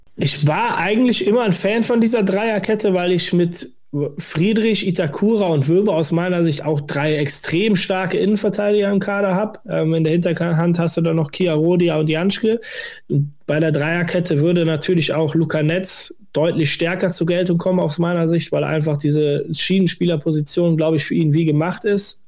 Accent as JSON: {"language": "German", "area": "Westerwald", "region": "Rhineland-Palatinate", "country": "Germany", "tie": "born or raised there", "moved": "yes", "lives_now": "Berlin, Germany", "said": "ich komme gebürtig aus dem Westerwald"}